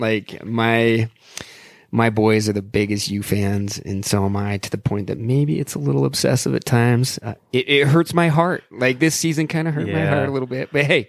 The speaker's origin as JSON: {"language": "English", "town": "New Orleans", "region": "Louisiana", "country": "United States", "tie": "born there", "also_born_or_lived": "Cooperstown, New York", "said": "So believe it or not, I actually wasn't born here. Okay. I was born in New Orleans. My dad was going to med school at Tulane. So born in New Orleans and did a little bit of the med school shuffle for the first, like for my very young years, right?"}